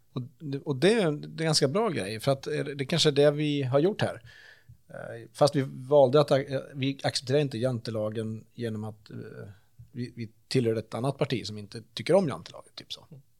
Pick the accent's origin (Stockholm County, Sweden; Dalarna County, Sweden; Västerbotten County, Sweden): Dalarna County, Sweden; Vansbro; moved away; also born or lived in Örebro; nu är jag ju uppväxt i Vansbro